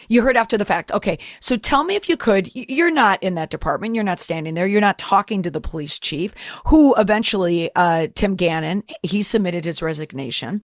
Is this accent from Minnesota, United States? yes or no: yes; Minnesota, United States; I'm from Minnesota